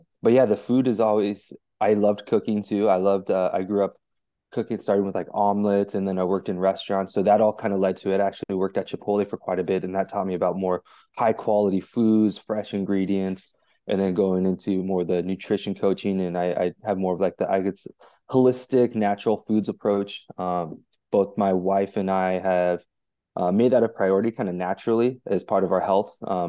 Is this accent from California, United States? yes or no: yes; California, United States; So I'm the middle of five kids. I grew up in Orange County, California.